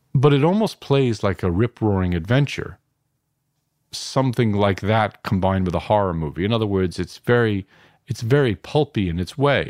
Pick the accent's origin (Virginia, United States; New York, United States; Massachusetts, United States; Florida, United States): New York, United States; New York City; now in Los Angeles, United States; I'm from Queens, New York, uh, from, uh, working class neighborhood called Flushing